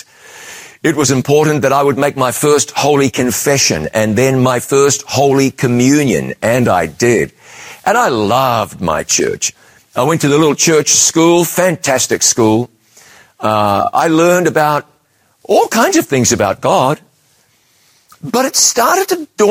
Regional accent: New Zealand; moved away as an adult; also born or lived in London, United Kingdom; I'd left my home country of New Zealand

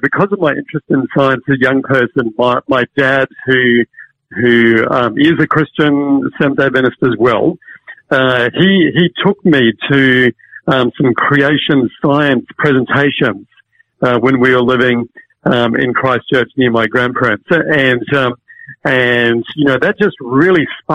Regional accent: Hong Kong; moved away; also born or lived in Cambridge; I grew up in Hong Kong

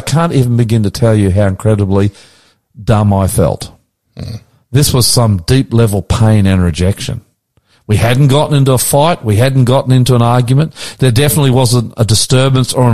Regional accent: Queensland, Australia; also born or lived in New South Wales; now in Sydney, Australia; I'm a Queensland boy.

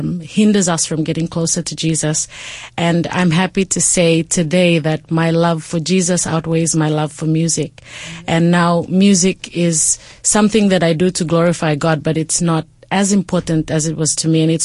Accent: Port Moresby, National Capital District, Papua New Guinea; So I was raised in Papua New Guinea, in Port Moresby, where I spent most of my life

